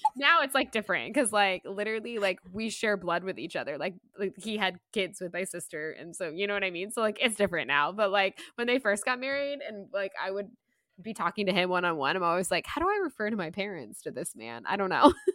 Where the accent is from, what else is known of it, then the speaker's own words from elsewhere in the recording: Florida, United States; being born and raised in Florida